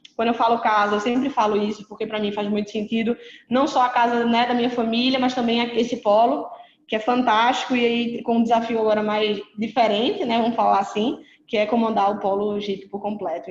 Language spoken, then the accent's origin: Portuguese; Pernambuco, Brazil; Eu sou pernambucana